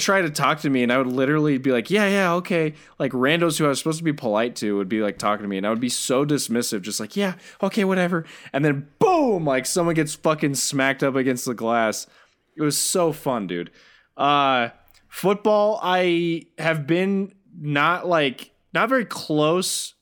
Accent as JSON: {"language": "English", "country": "United States", "said": "me being an American"}